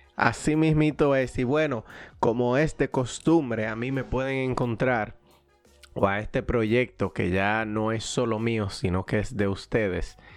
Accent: Dominican Republic; dominicanos que somos

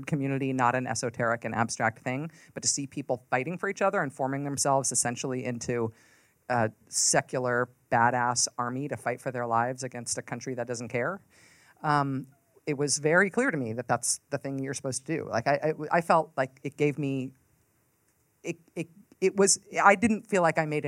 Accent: San Francisco Bay Area, California, United States; moved away; I grew up in the San Francisco Bay Area

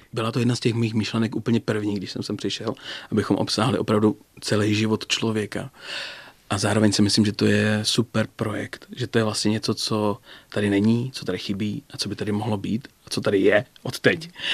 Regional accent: Ostrava, Moravian-Silesian Region, Czechia; also born or lived in Brno; now in České Budějovice, Czechia; Já jsem Ostravák

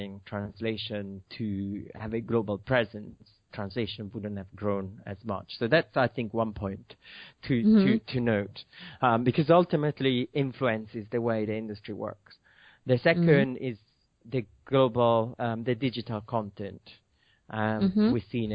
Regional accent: Milan, Lombardy, Italy; moved away as an adult; now in United Kingdom; Yes, I'm from Milan. I've been in UK for 18 years after university

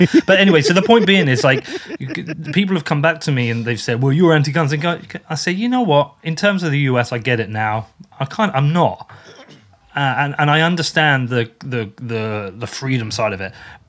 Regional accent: United Kingdom

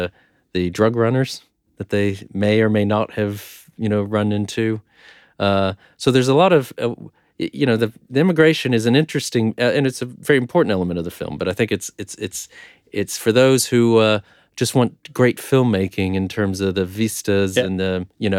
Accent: Texas, United States; I grew up in Texas. Yeah.

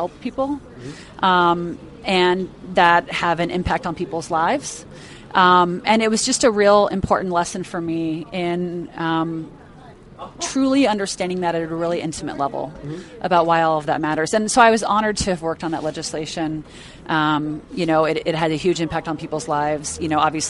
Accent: Foresthill, California, United States; I'm born and raised in California

